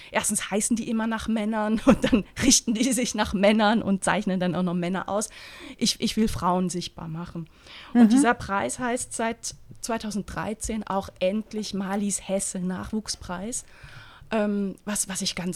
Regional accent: Eastern Switzerland, Switzerland; Aber ich komme aus der Ostschweiz, weißt du?

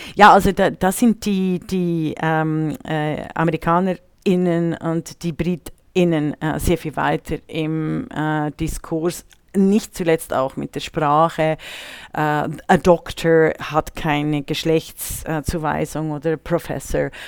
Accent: Bern, Switzerland; moved away; der Brunnen in Bern erfreut mein Herz, wenn ich in meiner Heimatstadt bin

